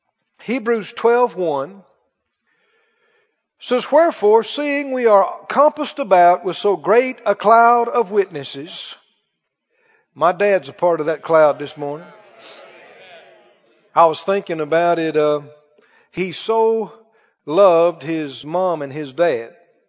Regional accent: the South, United States; yeah, I'm from the South. And glad about it.

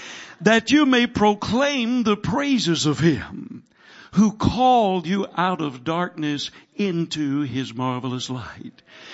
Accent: the South, United States; I'm from the South.

